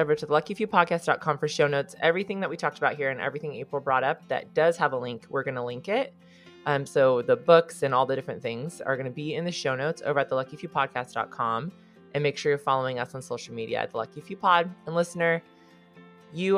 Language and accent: English; Southern California, United States; I grew up in California, and this was not a part of my life. Although there is, in Central California, people do this. But in Southern California, I did not know anything about FFA